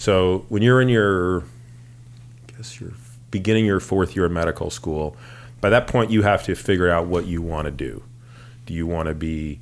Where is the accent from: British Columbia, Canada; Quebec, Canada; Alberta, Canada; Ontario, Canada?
Ontario, Canada; Toronto; moved away as an adult; now in United States; I grew up in Toronto